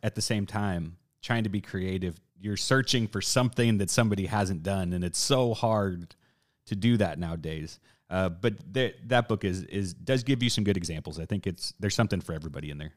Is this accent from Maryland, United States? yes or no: no; South Texas, United States; I'm from South Texas